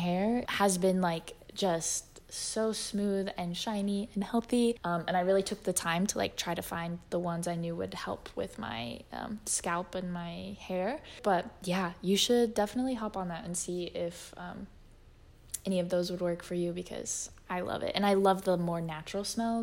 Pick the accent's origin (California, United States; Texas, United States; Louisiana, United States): Texas, United States; born or raised there; moved away